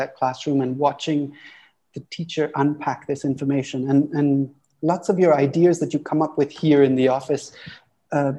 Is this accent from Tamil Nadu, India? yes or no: yes; Auroville, Tamil Nadu, India; life growing up in Oroville is wonderful